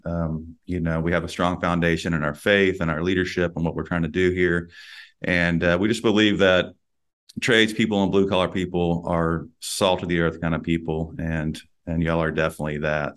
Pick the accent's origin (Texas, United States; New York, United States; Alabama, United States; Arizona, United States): Texas, United States; myself, born and raised in Texas